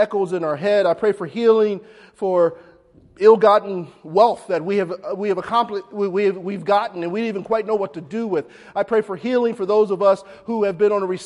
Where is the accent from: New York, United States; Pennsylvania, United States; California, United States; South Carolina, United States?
Pennsylvania, United States; Philadelphia; when I was growing up in North Philly